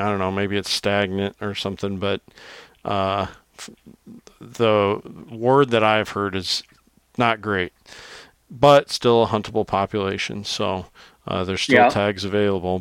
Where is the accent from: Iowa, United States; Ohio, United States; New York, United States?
Iowa, United States; I'm from Iowa